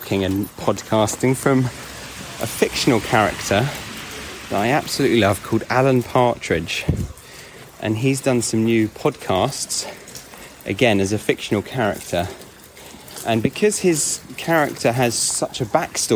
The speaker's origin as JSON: {"language": "English", "region": "England", "country": "United Kingdom", "said": "We're all English"}